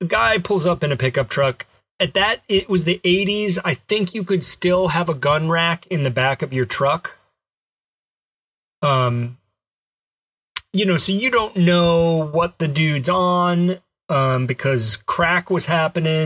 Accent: Alabama, United States; I grew up in Alabama, and I did some camping there

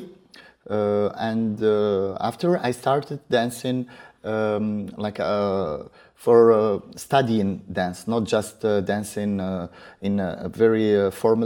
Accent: Morocco; we grew up in Morocco

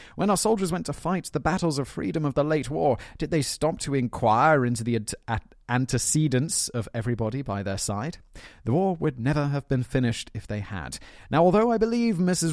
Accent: United Kingdom; as a British man

